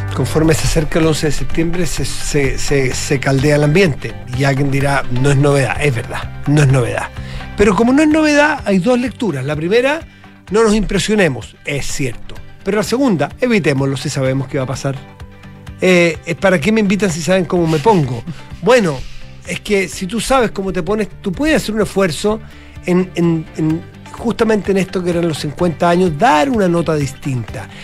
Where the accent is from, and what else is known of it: Chile